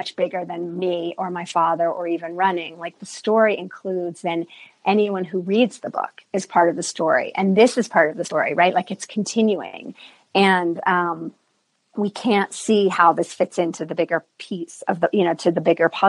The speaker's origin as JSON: {"language": "English", "region": "East Coast", "country": "United States", "tie": "born or raised there", "moved": "as an adult", "lives_now": "Santa Fe, United States", "said": "the East Coast where I grew up"}